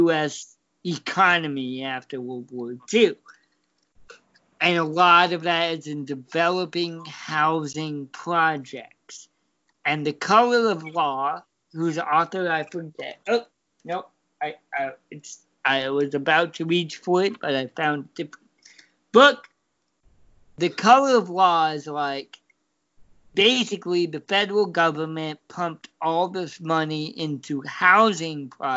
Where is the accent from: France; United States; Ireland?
United States; Oregon; growing up in Oregon